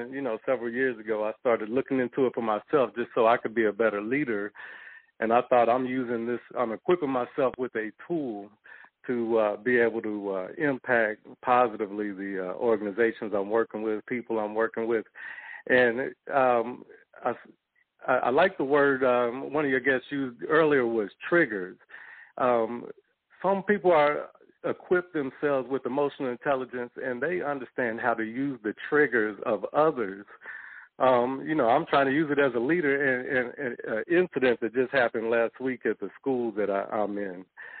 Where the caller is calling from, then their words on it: St. Louis, Missouri, United States; I'm calling from St. Louis.